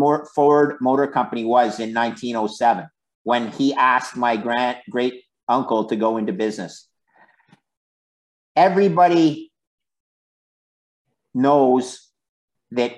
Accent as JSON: {"language": "English", "country": "Canada", "said": "we're Canadian"}